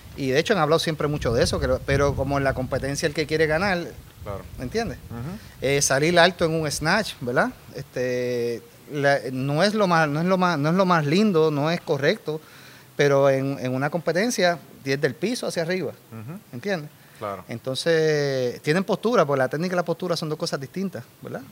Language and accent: Spanish; Dorado, Puerto Rico; also born or lived in Los Angeles / San Diego; soy de Dorado toda la vida.